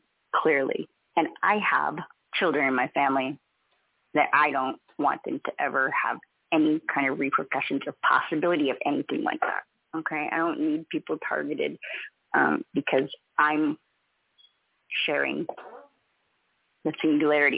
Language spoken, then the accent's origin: English; California, United States; now in Lahaina, United States; being born and raised in California